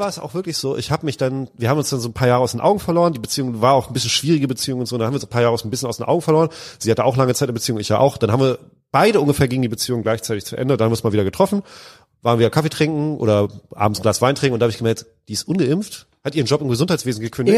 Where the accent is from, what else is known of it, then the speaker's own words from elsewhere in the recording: Lübeck, Schleswig-Holstein, Germany; now in Cologne, Germany; aus meiner alten Heimatstadt Lübeck